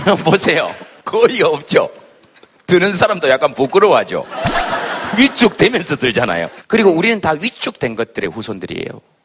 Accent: Yeongcheon, North Gyeongsang, South Korea; 제 고향이 영천입니다.

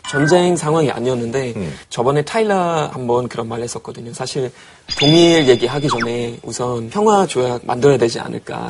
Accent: Germany; Korean is a second language; moved away as an adult; now in South Korea

